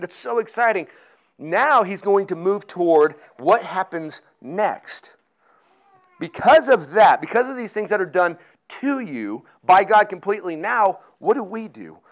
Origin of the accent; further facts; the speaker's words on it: Colorado, United States; I grew up in Colorado